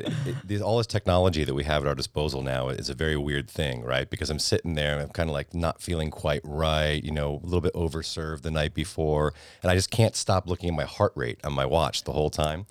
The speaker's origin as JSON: {"language": "English", "area": "Fairfield County", "region": "Connecticut", "country": "United States", "tie": "born or raised there", "said": "I grew up in Fairfield County, Connecticut"}